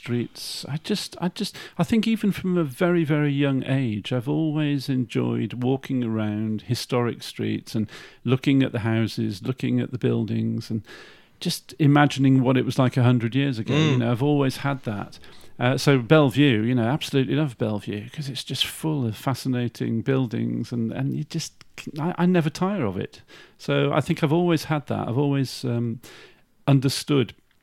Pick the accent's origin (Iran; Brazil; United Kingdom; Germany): United Kingdom; Shrewsbury, West Midlands; also born or lived in Stafford / Israel; it's my hometown. I feel passionate about Shrewsbury